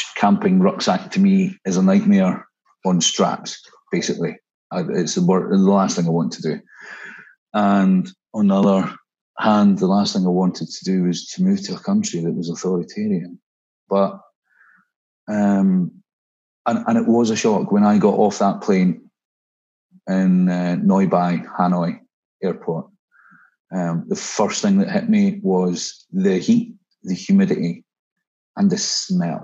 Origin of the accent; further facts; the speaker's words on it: Scotland, United Kingdom; moved away as an adult; also born or lived in Dubai / Vietnam; Being Scottish